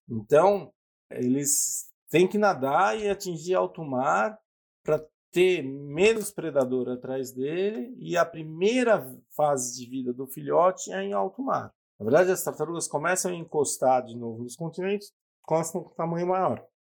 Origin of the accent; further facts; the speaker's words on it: São Paulo, Brazil; E eu sou de São Paulo, minha família tinha uma casa em Ubatuba